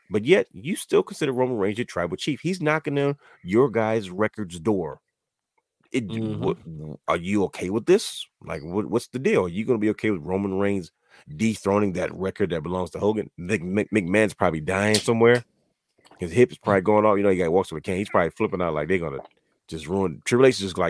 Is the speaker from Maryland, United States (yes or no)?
yes; Baltimore, Maryland, United States; I'm from Baltimore City